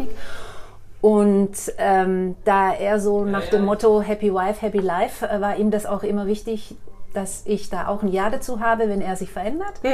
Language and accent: German; Waldachtal, Baden-Württemberg, Germany; Ich, ich komme aus dem Waldachtal.